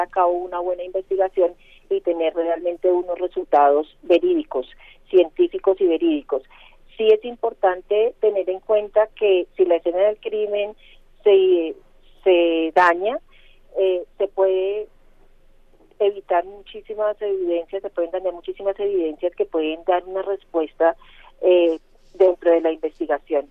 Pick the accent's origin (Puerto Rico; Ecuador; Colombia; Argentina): Colombia; como ciudadana colombiana